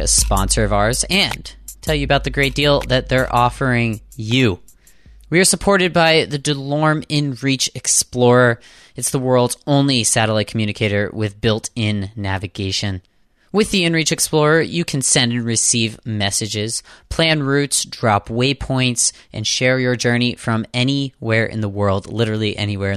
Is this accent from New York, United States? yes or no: no; Southwestern Pennsylvania, United States; now in Boston, United States; I'm from Southwestern PA. I grew up on a farm